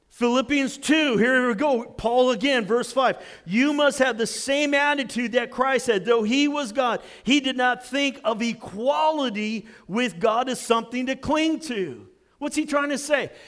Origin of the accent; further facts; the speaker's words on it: United States; I'm an American